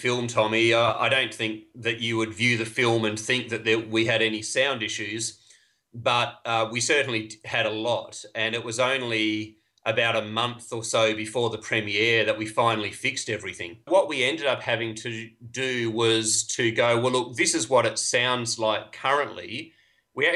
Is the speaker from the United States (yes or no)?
no; Australia; I am Australian